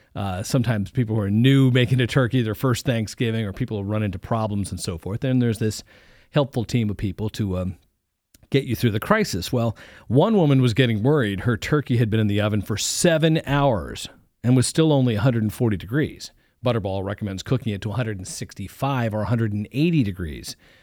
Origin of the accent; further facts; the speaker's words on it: East Coast, United States; now in Ohio, United States; I grew up on the East Coast